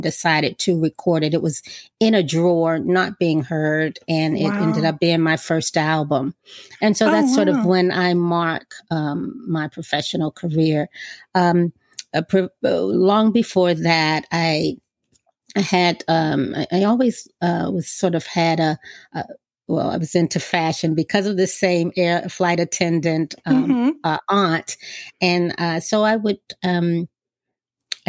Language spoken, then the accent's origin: English; Washington, District of Columbia, United States; I'm from Washington, D.C., and I still live here. And I was raised by my grandmother